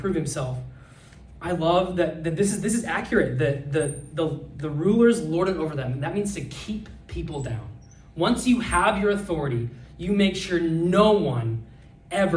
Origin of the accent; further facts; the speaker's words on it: Nebraska, United States; moved away; I'm from Nebraska